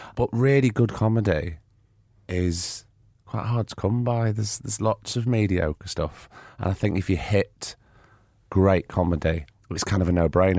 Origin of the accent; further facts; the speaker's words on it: Blackpool, North West England, United Kingdom; growing up in Blackpool, the way I did